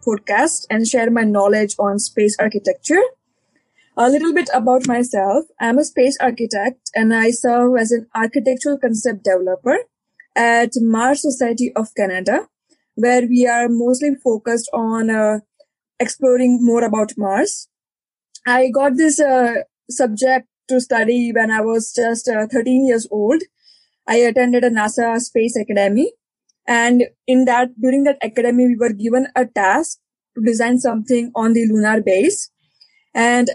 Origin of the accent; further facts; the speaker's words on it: India; moved away as an adult; also born or lived in Leeds, United Kingdom / Denmark / Uganda; I started my education when I was 18 and I left India. I'm from India. I was born in India